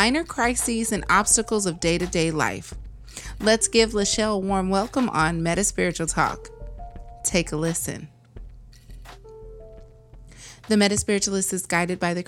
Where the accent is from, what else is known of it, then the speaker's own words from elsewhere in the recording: Arkansas, United States; now in California, United States; I'm from Arkansas originally, but I live in California.